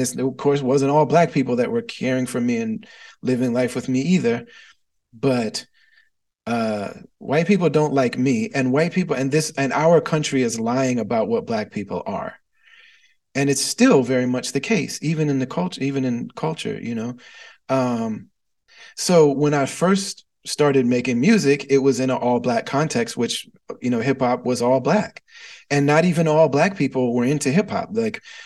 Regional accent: Midwest, United States; I was raised in the Midwest

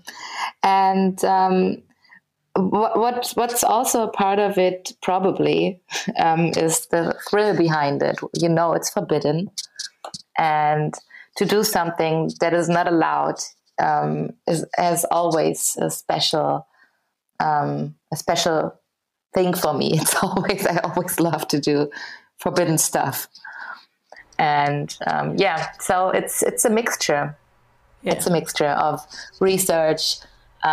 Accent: Berlin, Germany; I'm from Berlin

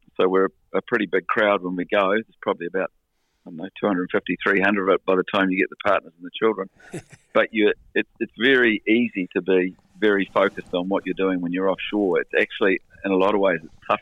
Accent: New Zealand; we're all Kiwis, and we all sail in New Zealand. We're all from New Zealand

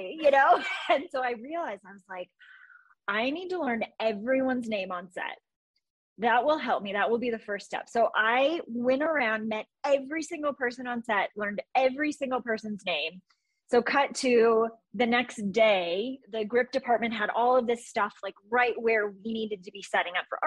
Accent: Iowa, United States; moved away as an adult; now in Los Angeles, United States; I grew up in Iowa. So very like small town

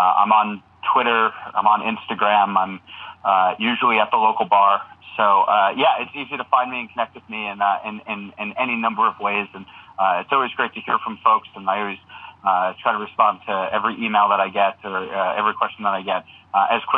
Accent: New Jersey, United States; I grew up in New Jersey

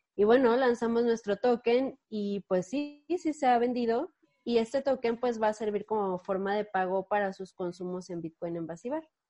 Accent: Mexico; en la Ciudad de México sí somos muchos eh, mexicanos, mexicanos eh, involucrados en, cripto

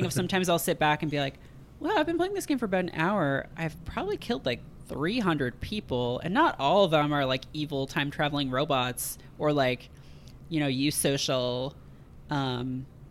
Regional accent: Canada; born or raised there

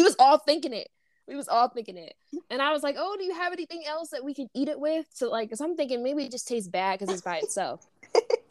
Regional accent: United States; we were American

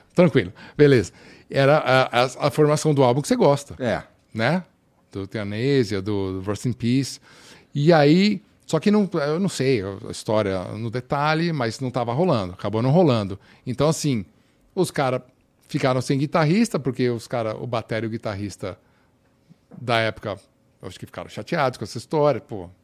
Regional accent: Brazil; moved away as an adult; also born or lived in United States; now in Finland; eu crescendo no Brasil

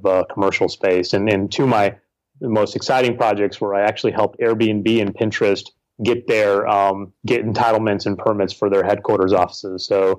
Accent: California, United States; also born or lived in Sacramento region, California / San Francisco, California; I'm from San Francisco. I've been here for a while, but I actually grew up in California, born and raised, spent time in various parts of California, including the Sacramento region, and in San Francisco now for a while.

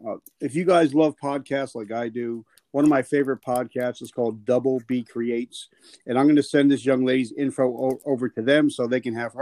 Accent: New Jersey, United States; I'm from Jersey, so it sounds like an Italian name.

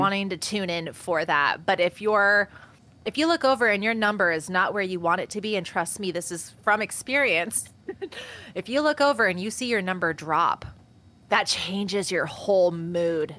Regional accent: Washington, United States; in my hometown where I'm currently

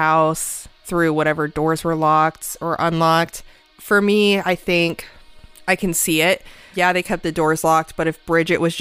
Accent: Indiana, United States; we grew up in Indiana. It's the Midwest

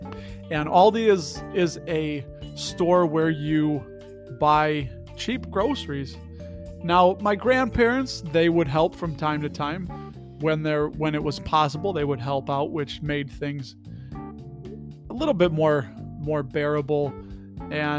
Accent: Berwyn, Illinois, United States; accent: Chicago; I grew up in Berwyn, Illinois

